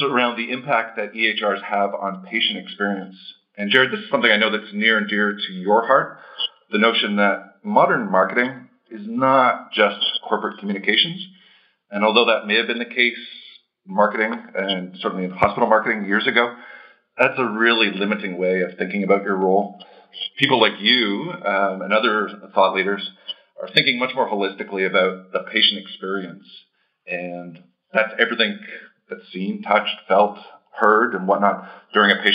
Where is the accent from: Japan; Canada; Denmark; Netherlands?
Canada; Toronto, Ontario; accent: Canadian; moved away as an adult; also born or lived in Chicago; now in Boston, United States; I'm born and raised in Toronto. So if you pick up a Canadian accent, that's what you're hearing